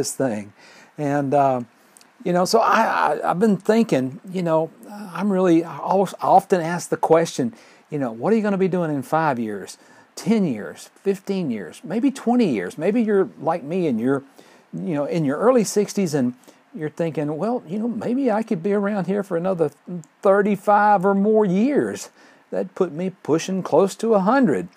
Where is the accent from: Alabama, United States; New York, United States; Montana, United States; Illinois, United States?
Alabama, United States; Fort Payne; my hometown of Fort Payne